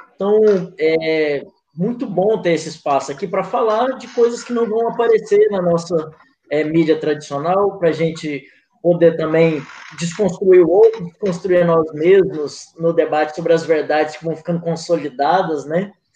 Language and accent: Portuguese; Goiânia, Goiás, Brazil; como um bom campineiro